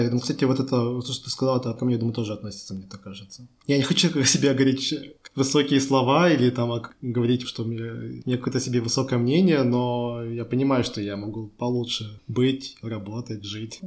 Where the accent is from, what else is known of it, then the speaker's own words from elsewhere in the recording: Chelyabinsk, Chelyabinsk Oblast, Russia; now in Czech Republic; я из России, из Челябинска